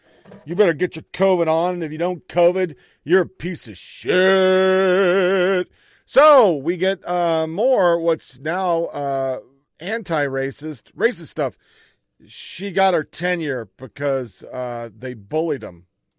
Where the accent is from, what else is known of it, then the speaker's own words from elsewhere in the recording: San Diego, California, United States; I grew up in South Bay, San Diego, and I identify as Mexican, Chicanx, cisgender woman